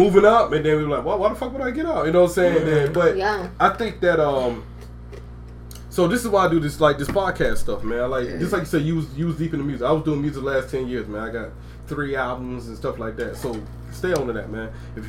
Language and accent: English; Brunswick, Georgia, United States; I'm from Brunswick, Georgia. I'm from St. Thomas Island, Georgia.